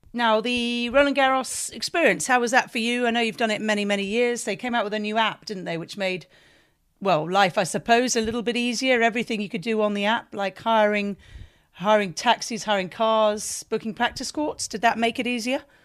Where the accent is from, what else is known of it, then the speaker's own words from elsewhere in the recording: United Kingdom; being British